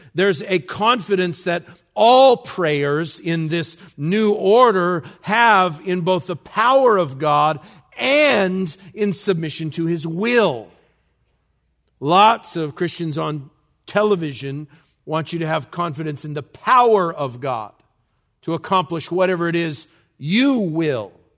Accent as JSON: {"language": "English", "region": "New Mexico", "country": "United States", "said": "I'm from New Mexico"}